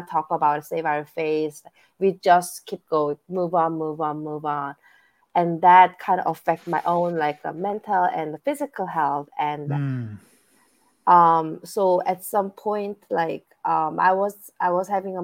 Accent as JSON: {"language": "English", "country": "South Korea", "tie": "born or raised there", "moved": "as an adult", "lives_now": "United States", "said": "I was born and raised in South Korea."}